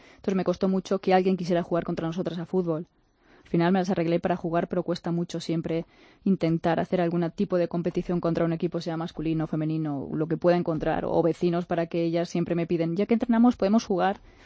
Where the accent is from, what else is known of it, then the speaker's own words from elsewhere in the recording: Onda, Valencian Community, Spain; moved away as an adult; also born or lived in United States / Uganda; en Onda, en Castillo mi pueblo